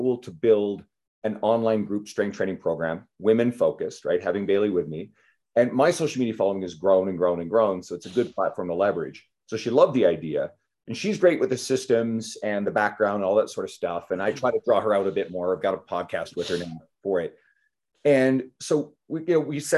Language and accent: English; Canada; I'm Canadian